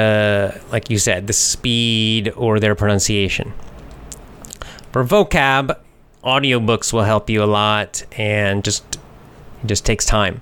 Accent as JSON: {"language": "English", "region": "the Southeast of the United States", "country": "United States", "said": "I'm from the South in the United States, the Southeast"}